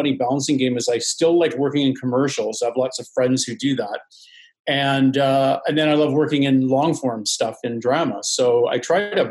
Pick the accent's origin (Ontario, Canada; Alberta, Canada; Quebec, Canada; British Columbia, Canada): British Columbia, Canada; Vancouver; moved away as an adult; also born or lived in Toronto; I grew up in Vancouver on the West Coast.